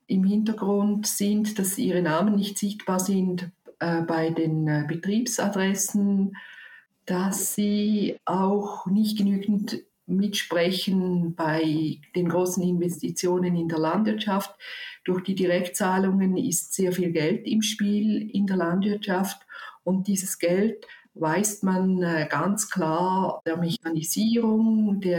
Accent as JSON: {"language": "German", "region": "Zurich", "country": "Switzerland", "said": "ich komme aus Zürich und ich habe"}